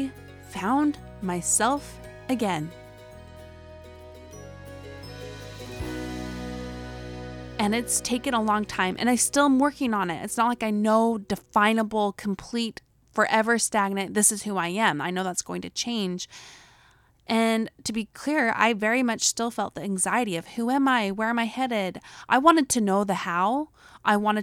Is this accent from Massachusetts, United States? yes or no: no; Utah, United States; accent: Utah; my Utah accent